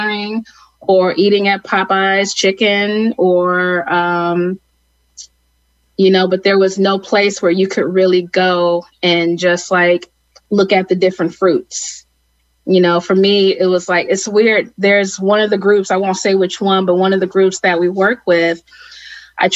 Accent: Cleveland, Ohio, United States; I grew up in Cleveland, Ohio

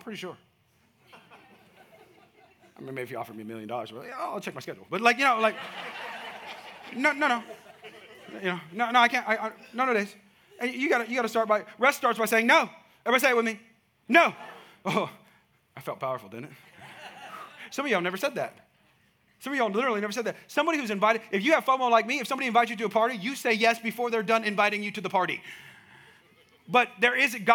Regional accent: Bay Area, California, United States; now in Texas, United States; That's where I'm from.

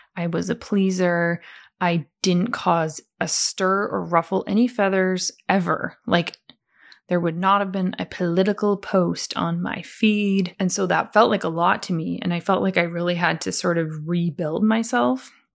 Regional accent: Calgary, Alberta, Canada; I was born in Calgary, which is Western Canada, near the beautiful mountains of Banff

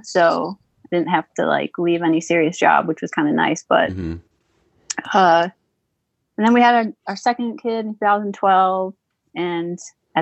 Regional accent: Wisconsin, United States; moved away as an adult; also born or lived in California; now in Louisville, United States; I grew up in Wisconsin

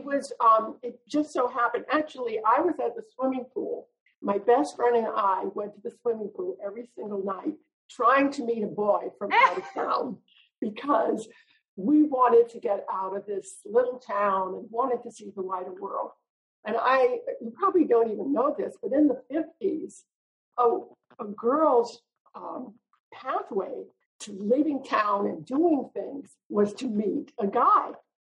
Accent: Louisiana, United States; moved away; also born or lived in San Francisco; I was born in Louisiana, in a very special part of Louisiana. It's the French Catholic part. And out of that area came the Cajun culture with all the wonderful Cajun food and a very insulated kind of community

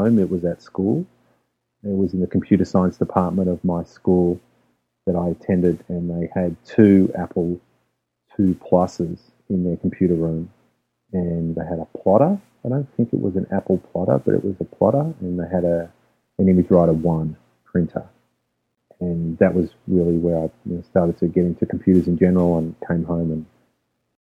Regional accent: Melbourne, Victoria, Australia; moved away; I'm originally from Melbourne, Australia

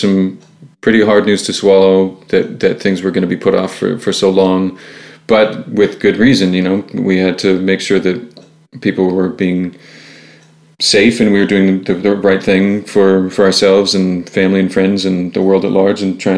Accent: Ottawa, Ontario, Canada; moved away as an adult; now in Toronto, Canada; Two of us are. Alex and I are

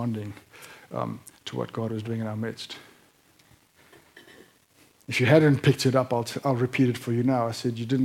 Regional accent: South Africa; moved away; also born or lived in Tasmania; I'm an expat South African.

